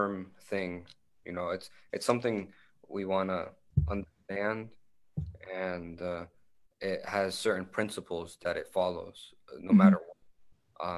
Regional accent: Tampa, Florida, United States; growing up in Tampa, Florida

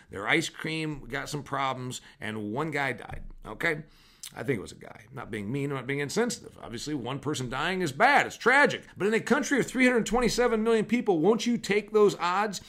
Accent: Huntington, Indiana, United States; now there's a Kroger in my hometown of Huntington, Indiana

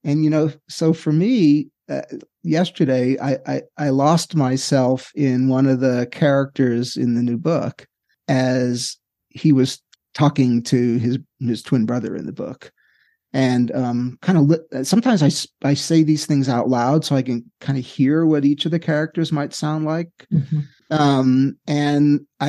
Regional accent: New York City, New York, United States; I grew up in Queens.

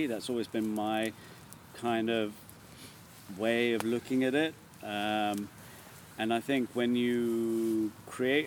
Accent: London, United Kingdom; Born and bred in London.

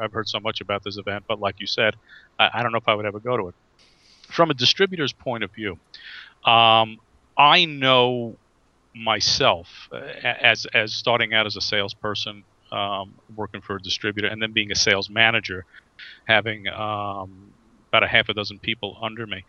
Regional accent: New York, United States; I'm from the East Coast. I'm from New York

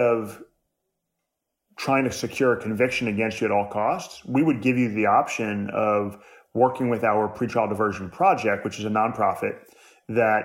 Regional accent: New York City, New York, United States; I was born in New York City in 1980

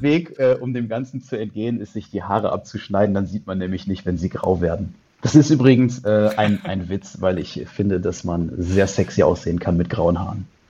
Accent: Düsseldorf, North Rhine-Westphalia, Germany; also born or lived in Canada / China; ich sitze hier in Düsseldorf, in meiner Heimatstadt, dort wo ich geboren bin

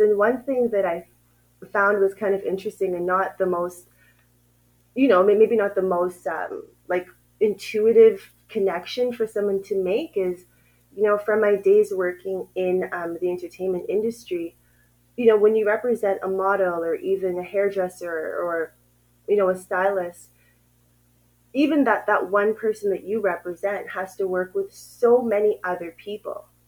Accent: Ottawa, Ontario, Canada; moved away as an adult; now in Uganda; I grew up in Ottawa, Canada

